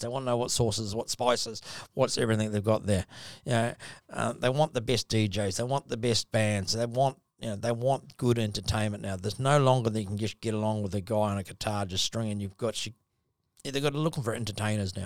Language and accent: English; New Zealand; now in Gold Coast, Australia; I'm a Kiwi